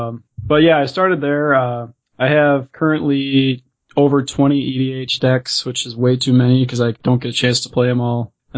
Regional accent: Minnesota, United States; I'm from Minnesota.

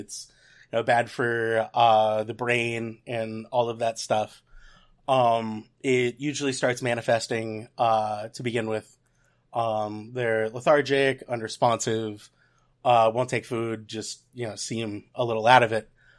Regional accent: Atlanta, Georgia, United States; also born or lived in Louisville; now in Charlotte, United States; I actually grew up in Atlanta. I was born in Louisville, Kentucky, and moved there after, you know, a year or so. So I've been a Georgia boy since, mm-hmm. you know, day one, pretty much.

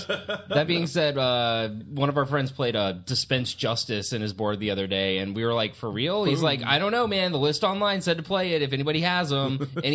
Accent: the Soo, Michigan, United States; I'm from the Sioux.

